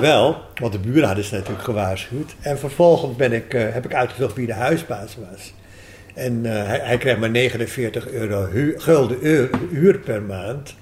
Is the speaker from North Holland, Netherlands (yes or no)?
yes; Amstelveen, North Holland, Netherlands; also born or lived in Grenoble, France / Canada / Los Angeles, United States / Peru; toen ik eh, vrij jong was, acht jaar, ben ik in Amstelveen verhuisd. Daar ben ik naar lagere school gegaan